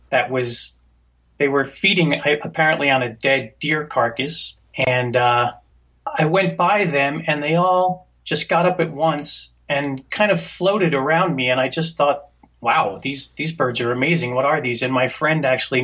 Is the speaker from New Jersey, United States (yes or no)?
yes; New Jersey, United States; I grew up in New Jersey